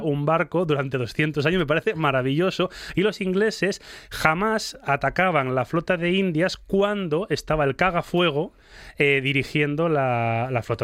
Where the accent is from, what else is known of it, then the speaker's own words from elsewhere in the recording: Spain; fuimos los españoles